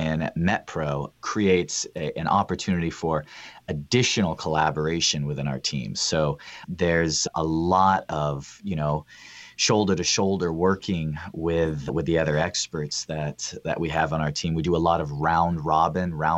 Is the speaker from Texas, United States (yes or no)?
no; Northern California, United States; Northern California. You know, with what we do, most people think we're kind of in either the Bay Area or LA, but we're actually close to the Oregon border. And I live in just a small town on the outskirts of a college community, and we love it. I've been here my whole life